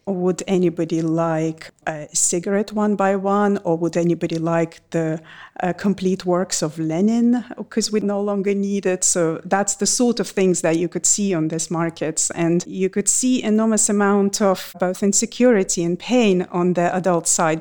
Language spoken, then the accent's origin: English; Russia; born or raised there